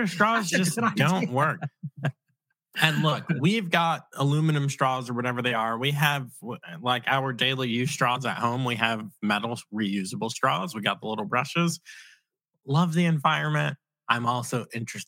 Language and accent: English; Virginia Beach, Virginia, United States; moved away; I'm from Virginia Beach